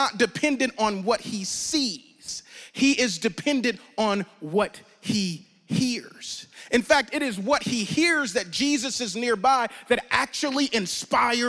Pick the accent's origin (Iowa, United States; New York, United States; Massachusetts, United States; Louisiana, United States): Louisiana, United States; I'm from Louisiana